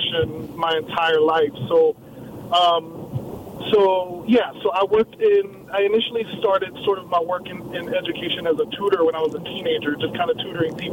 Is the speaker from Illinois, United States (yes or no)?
no; New Orleans, Louisiana, United States; born and raised in New Orleans. Mom and family are from Nicaragua